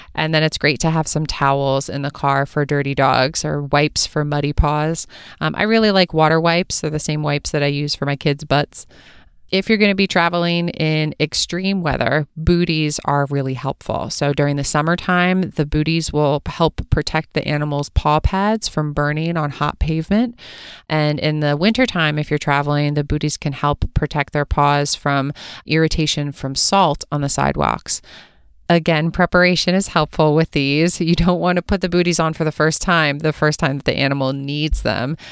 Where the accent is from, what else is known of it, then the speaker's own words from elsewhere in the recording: East Coast, United States; moved away as an adult; also born or lived in California; I'm originally from the East Coast, and when I moved to California for veterinary school